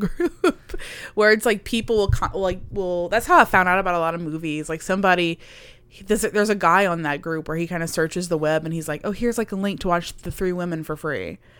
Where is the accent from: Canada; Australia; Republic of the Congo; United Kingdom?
United Kingdom; I'm British.